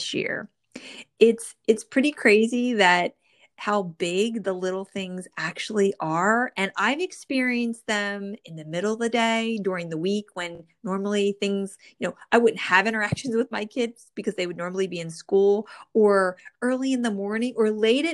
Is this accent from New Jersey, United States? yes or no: yes; New Jersey, United States; born or raised there